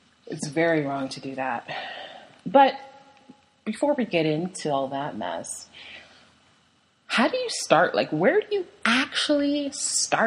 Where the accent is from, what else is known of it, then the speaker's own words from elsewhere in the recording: Canada; I'm Canadian, so I loved CBC Radio